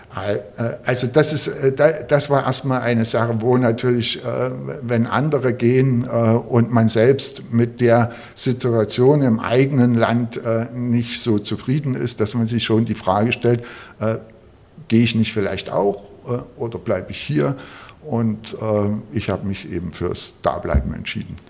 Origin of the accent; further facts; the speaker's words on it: Großenhain, Saxony, Germany; now in Berlin, Germany; bin ich in Sachsen aufgewachsen, ein, in einer Kleinstadt in Sachsen, in Großenhain